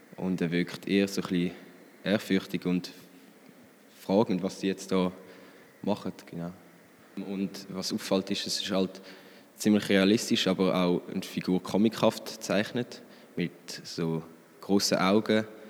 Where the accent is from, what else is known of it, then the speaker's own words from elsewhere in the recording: Frick, Aargau, Switzerland; ich komme aus Frick, im Fricktal